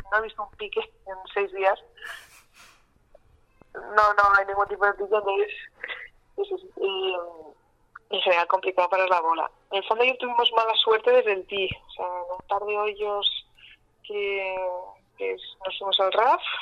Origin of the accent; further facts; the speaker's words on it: Spain; Eh, hoy, por ejemplo, estábamos de sobremesa, ¿no? Como buenas españolas